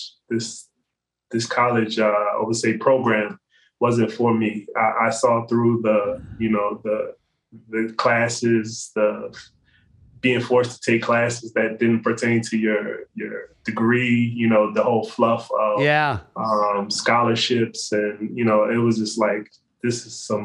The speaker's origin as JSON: {"language": "English", "region": "New Jersey", "country": "United States", "tie": "born or raised there", "said": "I grew up in Jersey, South Jersey, born in North Jersey, moved to South Jersey for a better living"}